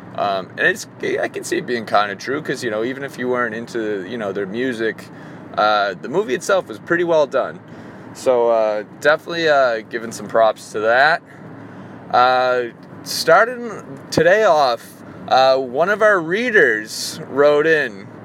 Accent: Reading, Massachusetts, United States; moved away; I grew up in Reading, Massachusetts

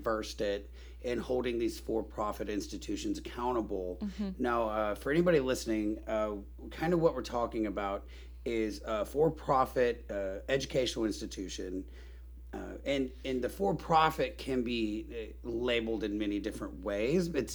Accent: North Carolina, United States; I grew up in North Carolina.

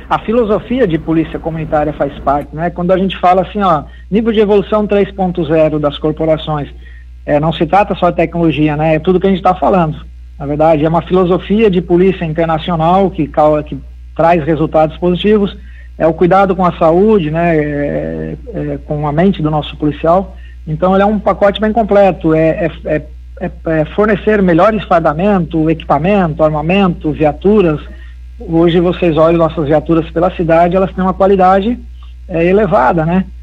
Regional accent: Santa Catarina, Brazil; also born or lived in Criciúma; eu sou da Serra Catarinense, mas eu estudei um bom tempo aí em Criciúma

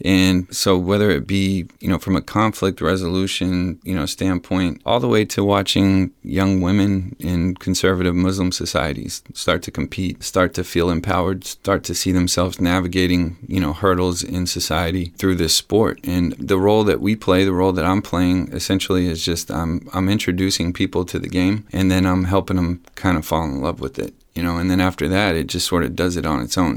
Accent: San Antonio, Texas, United States; born and raised in San Antonio

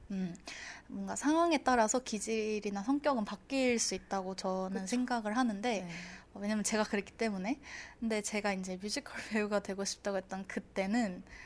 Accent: Icheon, Gyeonggi Province, South Korea; also born or lived in Incheon; 제가 한 3살 때부터 지금까지는 쭉 경기도 이천에서 음. 네, 살고 있습니다.

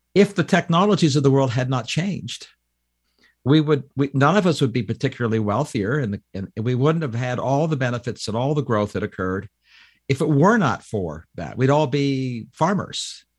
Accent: Canada; now in United States; I'm a Canadian that became an American

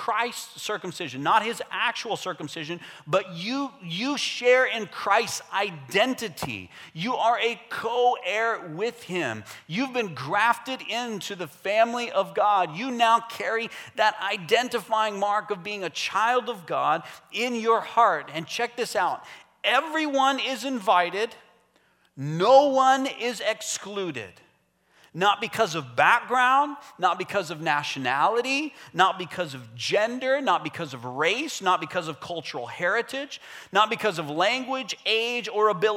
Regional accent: United States; now in Canada; Me too. I'm American.

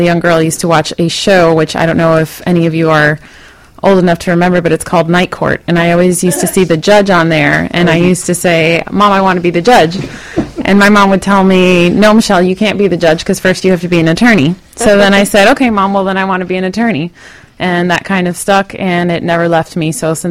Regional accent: Miami, Florida, United States; also born or lived in Puerto Rico; I was born and raised right here in Miami, Florida.

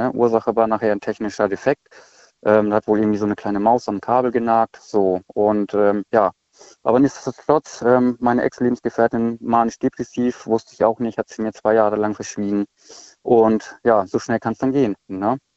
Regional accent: Schleswig-Holstein, Germany; Ich komme eigentlich aus Schleswig-Holstein.

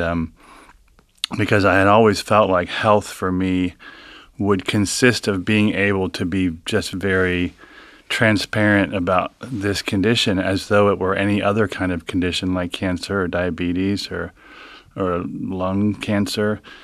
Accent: Cincinnati, Ohio, United States; from Cincinnati, grew up in Hyde Park

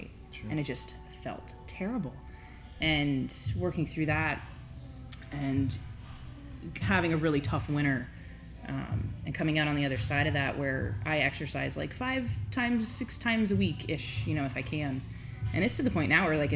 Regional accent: Rhode Island, United States; Rhode Island, is where I was born

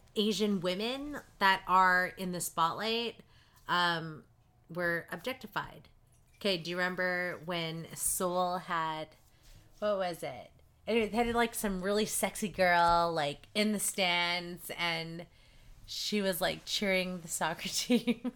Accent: Surrey, British Columbia, Canada; I grew up in Surrey

